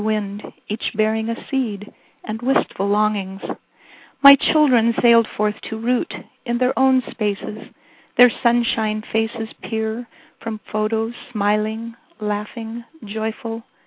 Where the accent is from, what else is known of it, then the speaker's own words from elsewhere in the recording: Scotts Mills, Oregon, United States; I am from Scotts Mills, Oregon, which has a population of 325.